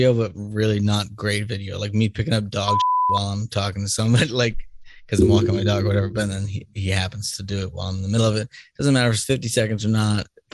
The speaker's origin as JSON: {"language": "English", "town": "Boston", "region": "Massachusetts", "country": "United States", "tie": "born or raised there", "moved": "yes", "said": "I grew up in Boston."}